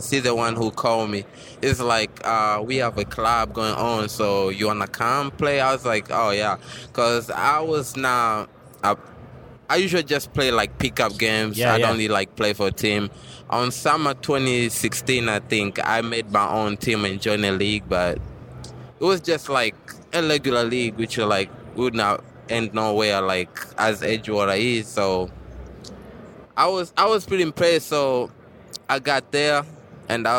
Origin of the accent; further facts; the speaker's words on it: Tanzania; now in Chicago, United States; I'm originally from Tanzania. It's on the East Africa.